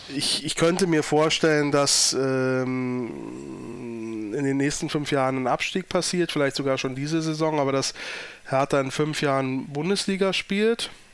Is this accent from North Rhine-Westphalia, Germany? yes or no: no; Berlin, Germany; als Berliner